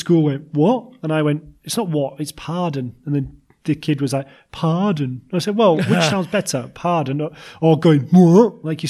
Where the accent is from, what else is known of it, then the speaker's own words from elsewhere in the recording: Yorkshire and the Humber, United Kingdom; we're from Yorkshire, so we say, you know, I'm off to hospital and all that.